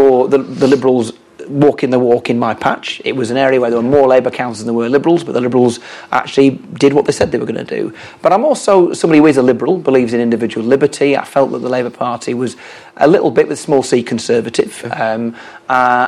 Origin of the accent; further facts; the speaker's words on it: the north of England, United Kingdom; as a Northerner, I don't want to secede